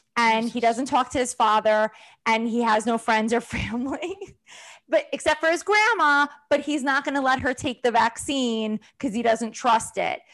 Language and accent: English; New York, United States; New Yorkers have, like, we can have good accents